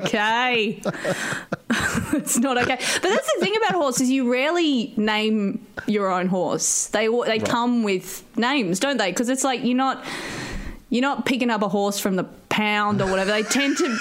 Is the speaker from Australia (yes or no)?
yes; Grafton, New South Wales, Australia; also born or lived in Sydney; I grew up in Grafton. So I'm pretty country, but my family is sort of faux country. They're like city interlopers. So my parents are both from Sydney. I was born in Sydney, but as a baby we moved up there